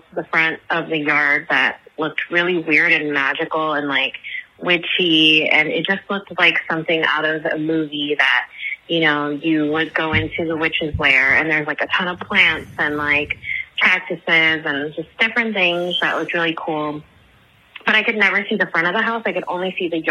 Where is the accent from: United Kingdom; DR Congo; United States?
United States; Inglewood, California; moved away as an adult; also born or lived in South Los Angeles; now in Los Angeles, United States; We're originally from Inglewood, but we got priced out because of the Rams stadium